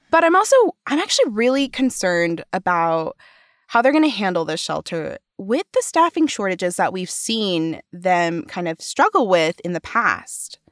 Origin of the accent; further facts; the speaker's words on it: Provo, Utah, United States; Provo is my hometown